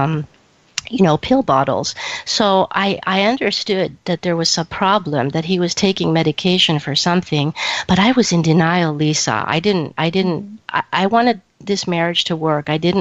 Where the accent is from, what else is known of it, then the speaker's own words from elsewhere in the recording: Champaign, Illinois, United States; moved away as an adult; also born or lived in Greece; now in Toronto, Canada; I met Michael at a junior college in Champaign, Illinois, which is my hometown